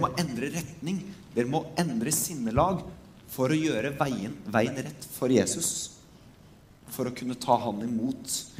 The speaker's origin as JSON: {"language": "Norwegian", "country": "Norway"}